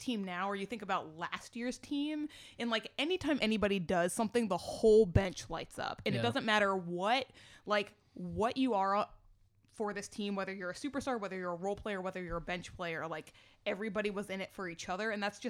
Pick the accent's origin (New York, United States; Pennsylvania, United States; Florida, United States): Florida, United States; And then I'm from Florida, and I can remember that whole thing.